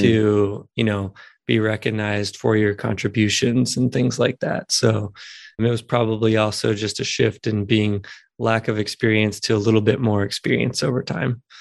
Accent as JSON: {"language": "English", "town": "Houston", "region": "Texas", "country": "United States", "tie": "born or raised there", "moved": "as an adult", "lives_now": "Asheville, United States", "said": "I'm from Houston and grew up there and spent many, many years there, but I'm living in Asheville, North Carolina now."}